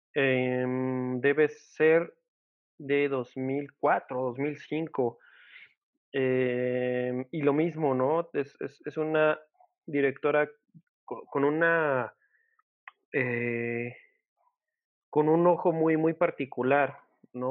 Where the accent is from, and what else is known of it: Mexico